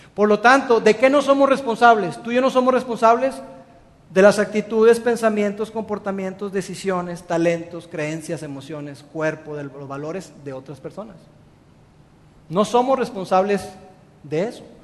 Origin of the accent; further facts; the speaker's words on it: Mexico; los mexicanos somos extraordinarios en el servicio al cliente